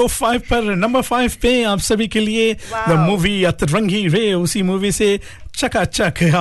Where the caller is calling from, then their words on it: Nausori, Central Division, Fiji; नौसोरी, नौसोरी, नौसोरी, नौसोरी जी